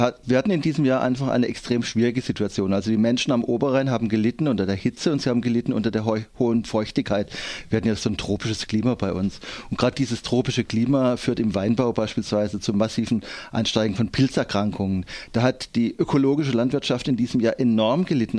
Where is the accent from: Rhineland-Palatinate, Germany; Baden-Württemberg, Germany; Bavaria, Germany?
Baden-Württemberg, Germany; Endingen; Ich komme aus Endingen